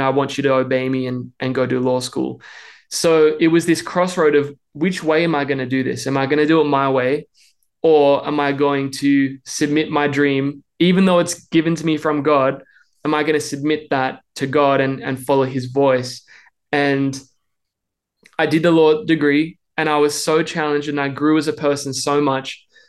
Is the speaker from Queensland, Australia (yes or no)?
no; Melbourne, Victoria, Australia; accent: Australian; moved away as an adult; now in Nashville, United States; I hope you can tell I'm Australian. I'm trying to keep that accent because we've been living in the States for the past three and a half years. And I grew up in Melbourne my whole life